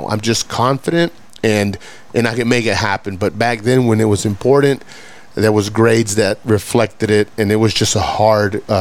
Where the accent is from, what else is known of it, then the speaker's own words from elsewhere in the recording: Fort Worth, Texas, United States; I grew up in Southside Fort Worth, and uh, when I started school, you know, I'm, I'm first generation. You know, m- uh, very little money very little English in the household, no education on my parents' behalf.